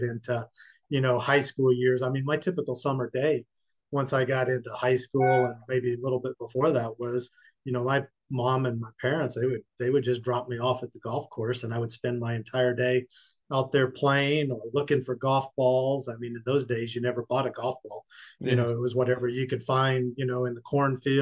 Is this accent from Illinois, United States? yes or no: yes; Southern Illinois, United States; now in Peachtree City, United States; I'm originally from Southern Illinois, so probably closer to Kentucky than it is to Chicago